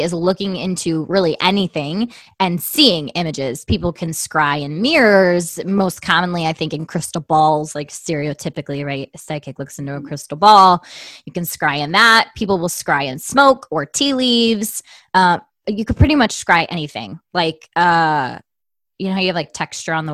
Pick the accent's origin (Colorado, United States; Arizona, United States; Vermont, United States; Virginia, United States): Arizona, United States; Tucson; moved away; I love my hometown